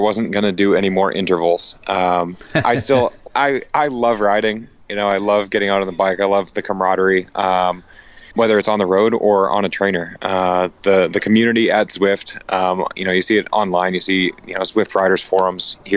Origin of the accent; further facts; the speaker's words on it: New England, United States; I'm from New England